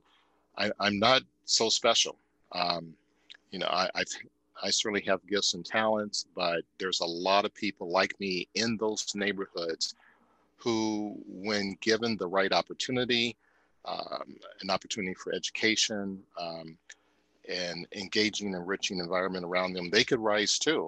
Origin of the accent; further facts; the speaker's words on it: Cincinnati, Ohio, United States; moved away; that path of life started in a pretty impoverished community in Cincinnati, Ohio